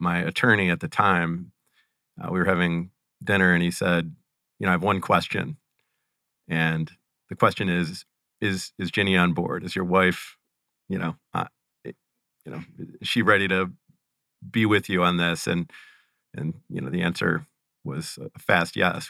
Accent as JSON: {"language": "English", "town": "Cleveland", "region": "Ohio", "country": "United States", "tie": "born or raised there", "said": "I am born and raised and currently reside near Cleveland, Ohio"}